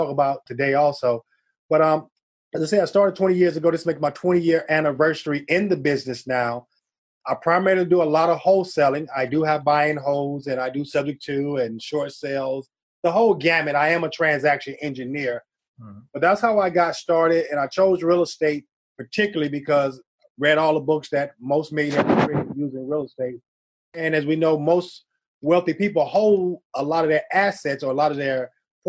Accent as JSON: {"language": "English", "town": "Cleveland", "region": "Ohio", "country": "United States", "tie": "born or raised there", "also_born_or_lived": "Boston, Massachusetts", "moved": "yes", "lives_now": "Atlanta, United States", "said": "I'm originally from Boston, grew up in Cleveland"}